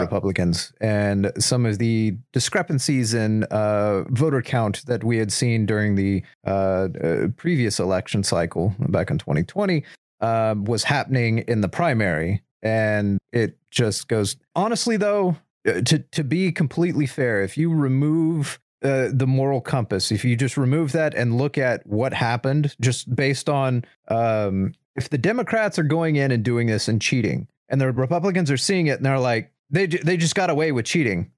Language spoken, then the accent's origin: English; United States; as an American